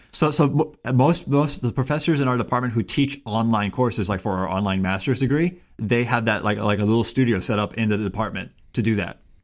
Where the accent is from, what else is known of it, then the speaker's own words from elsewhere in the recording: Miami, Florida, United States; I grew up in Miami, Florida